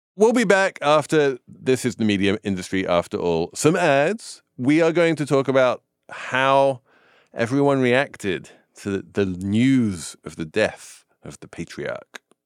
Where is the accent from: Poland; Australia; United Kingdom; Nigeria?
United Kingdom; England; I'm English.